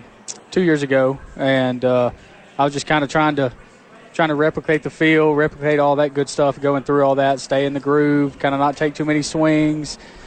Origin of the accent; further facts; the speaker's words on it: Pelham, Alabama, United States; moved away; Right outside of Birmingham, Pelham.